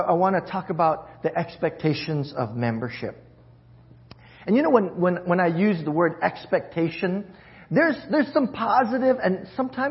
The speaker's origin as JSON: {"language": "English", "region": "Hawaii", "country": "United States", "moved": "yes", "said": "I'm from Hawaii, and that's my where my heart leans towards"}